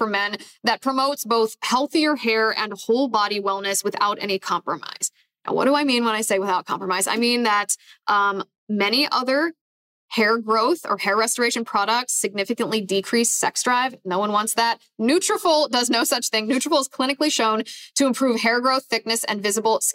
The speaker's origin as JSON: {"language": "English", "region": "Ohio", "country": "United States", "tie": "born or raised there", "moved": "yes", "said": "in my home state of Ohio, and full disclosure, I don't live in Ohio anymore, but I deeply care about the state of Ohio. I have family that lives in Ohio. And I mean, I grew up there"}